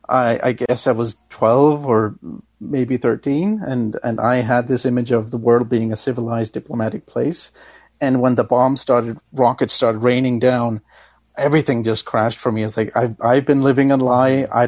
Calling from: Denmark; oh yes, I'm calling from

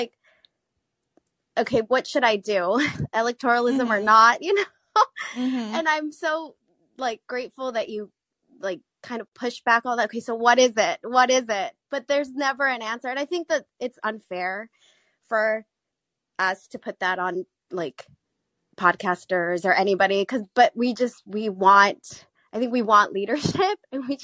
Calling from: South Korea; moved away as an adult; I'm calling from South Korea.

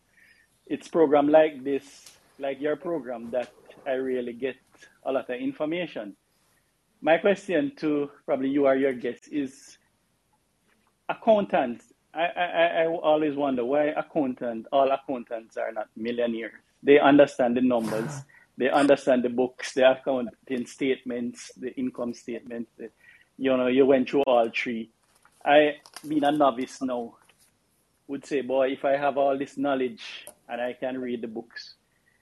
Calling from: Jamaica; I'm calling from the West Indies, Jamaica

